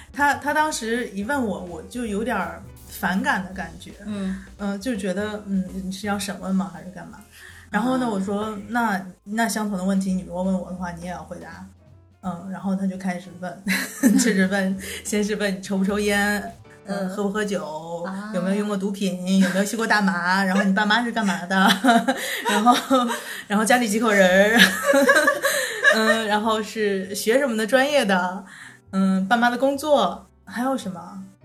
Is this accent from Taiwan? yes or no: no; China; now in Finland; 我们中国人